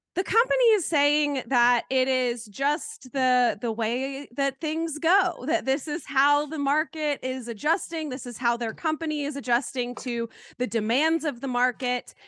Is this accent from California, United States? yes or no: no; Canton, North Carolina, United States; my hometown